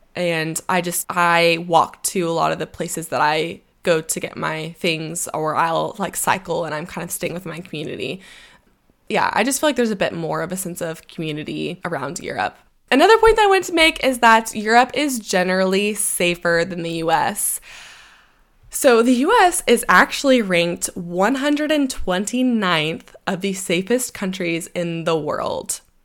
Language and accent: English; United States; moved away